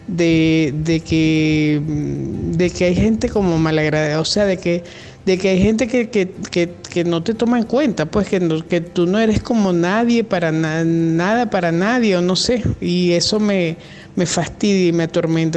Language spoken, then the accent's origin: Spanish; Venezuela; yo soy venezolana, estoy acá en Venezuela